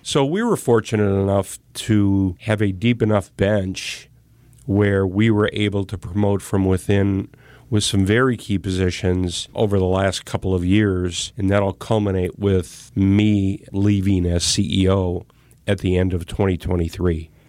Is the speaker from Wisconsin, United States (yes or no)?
yes; Racine, Wisconsin, United States; I grew up in Racine